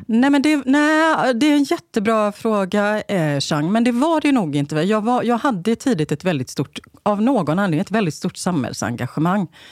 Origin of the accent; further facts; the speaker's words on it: Gothenburg, Västra Götaland, Sweden; moved away as an adult; now in Stockholm, Sweden; Det fanns ju inget SSU där jag växte upp på Rymdtorget i Bergsjön.